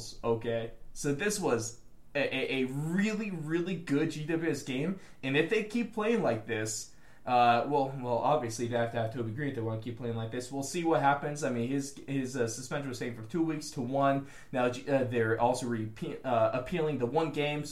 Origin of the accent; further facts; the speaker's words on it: United States; we are the American voice of Australian football